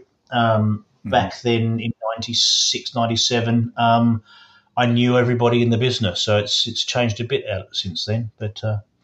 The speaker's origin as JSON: {"language": "English", "region": "Western Australia", "country": "Australia", "tie": "born or raised there", "moved": "yes", "lives_now": "Oxfordshire, United Kingdom", "said": "I've been here a very, very long time, but I grew up in Western Australia"}